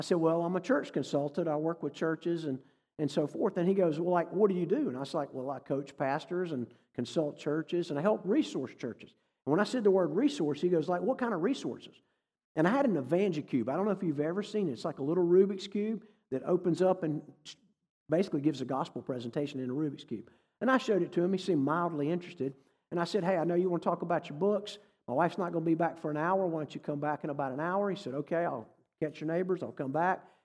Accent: North Carolina, United States; also born or lived in Massachusetts / New England; I grew up in North Carolina. I've lived in New England, been a few other places, but, um, when I was growing up in the seventies and eighties

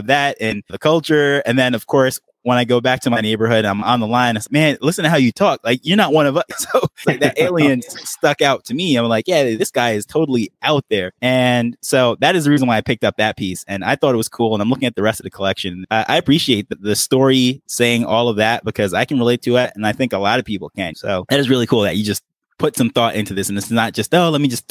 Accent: New York, United States; moved away as an adult; now in Jamaica; you can't tell by the accent, but I am from Jamaica and I grew up in New York and I moved back to Jamaica

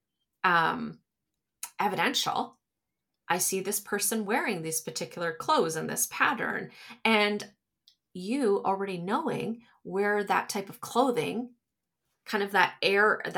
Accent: Canada; I'm from Canada. So we're from Canada.

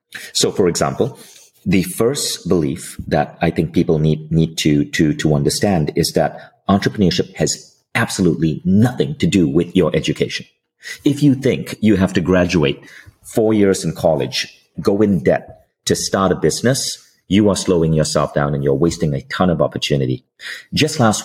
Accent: Malaysia; I'm from Malaysia. So my mom was a public school teacher in Malaysia

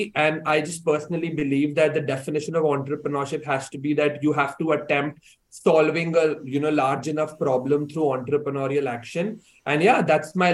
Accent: India; moved away as an adult; now in Hong Kong; I was born and brought up in India and I did my entire education in India as well before I decided to come to Hong Kong to pursue my undergraduate studies.

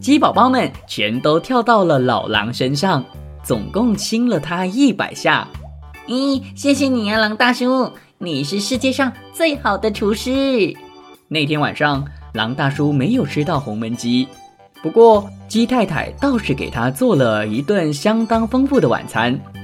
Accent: Penang, Malaysia; moved away as an adult; also born or lived in Kuala Lumpur / Taiwan; 槟城它是我的老家， 因为那里有家人

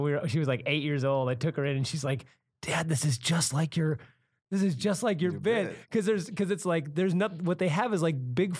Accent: Santa Cruz, California, United States; I'm from Santa Cruz, California, which is kind of, you know, hippie dippy, a lot of new agey type stuff up there.

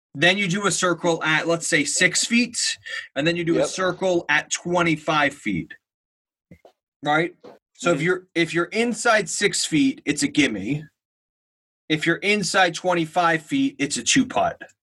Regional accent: New Jersey, United States; I'm from New Jersey

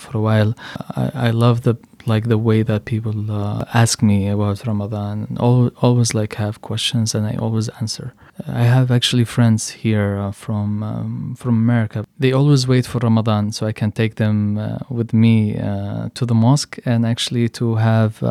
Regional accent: Yemen; also born or lived in Michigan; now in United States; I am from Yemen

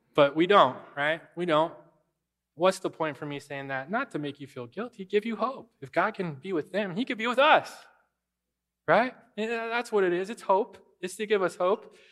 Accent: United States

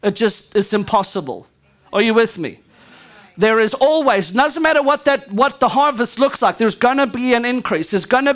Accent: Louisiana, United States; I'm Cajun, just like every one of y'all.

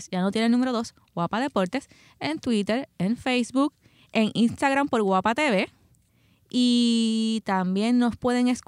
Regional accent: Seattle, Washington, United States; yo, todo el mundo sabe que soy de, de Seattle

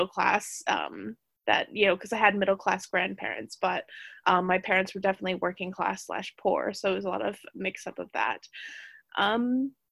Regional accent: United States; moved away as an adult; now in United Kingdom; I am an American immigrant that relocated to the UK

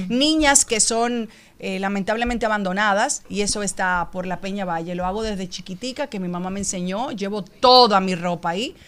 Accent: Dominican Republic; como dominicana

